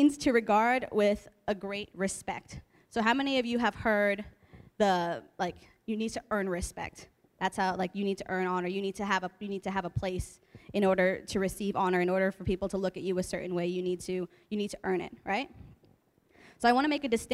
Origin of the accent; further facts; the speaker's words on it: Hazlet, New Jersey, United States; moved away as an adult; now in California, United States; I grew up in Hazlitt for most of my life